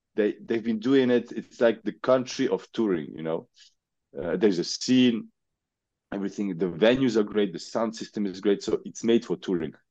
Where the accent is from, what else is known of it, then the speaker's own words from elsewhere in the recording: Switzerland; We are from Switzerland. We're from Switzerland.